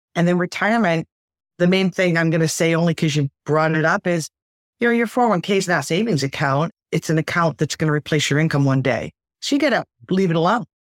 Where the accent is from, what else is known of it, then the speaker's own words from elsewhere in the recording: Detroit, Michigan, United States; I grew up in Detroit.